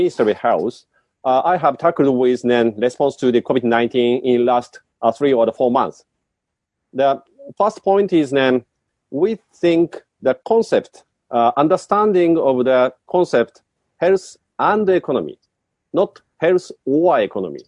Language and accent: English; Japan